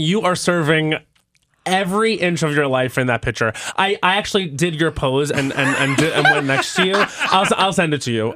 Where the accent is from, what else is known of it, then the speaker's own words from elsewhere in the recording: Long Island, New York, United States; I'm from Long Island.